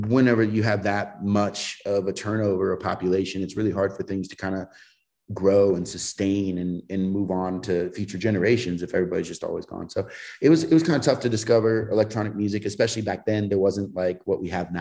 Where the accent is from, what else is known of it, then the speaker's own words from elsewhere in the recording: San Francisco, California, United States; also born or lived in Colorado Springs, Colorado; now in Denver, United States; I was like 4 years old, moved to San Francisco, and then kind of grew up there. My formative years were in the Bay, and moved back to Colorado